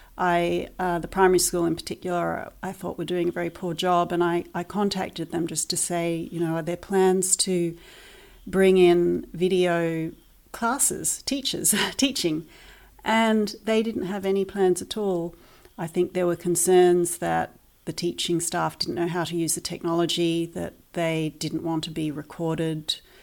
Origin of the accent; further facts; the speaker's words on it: New Zealand; moved away as an adult; also born or lived in Christchurch, New Zealand / United Kingdom; We are originally from New Zealand